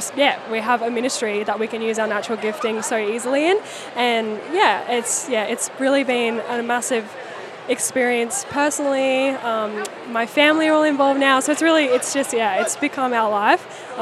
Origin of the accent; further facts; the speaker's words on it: Brisbane, Queensland, Australia; I'm from Brisbane